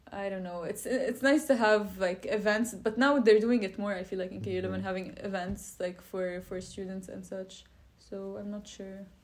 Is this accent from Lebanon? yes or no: yes; Lebanon; moved away as an adult; now in Brussels, Belgium; I'm Lebanese, so I come from Lebanon